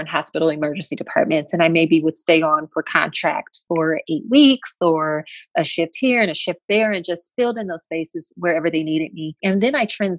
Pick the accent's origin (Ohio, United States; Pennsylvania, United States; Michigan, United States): Michigan, United States; Flint; I grew up actually in Flint, Michigan.